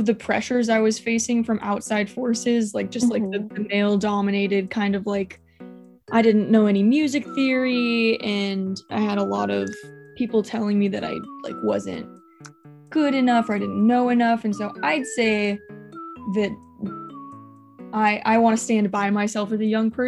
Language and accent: English; Long Beach, California, United States; I'm born and raised in Long Beach